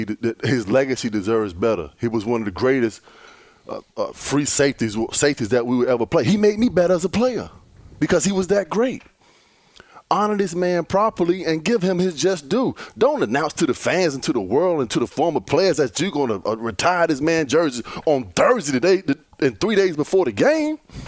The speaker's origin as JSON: {"language": "English", "region": "Virginia", "country": "United States", "said": "I'm from the state of Virginia."}